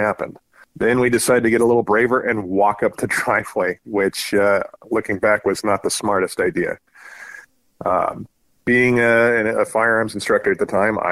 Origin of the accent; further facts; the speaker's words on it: Southern California, United States; moved away as an adult; now in Spokane, United States; I grew up in Southern California, got out of there as soon as Uncle Sam would pay the bills when I joined the Navy